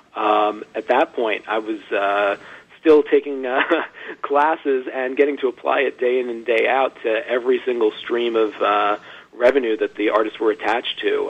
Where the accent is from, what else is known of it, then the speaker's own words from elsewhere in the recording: Long Island, New York, United States; I grew up out, uh, out in Long Island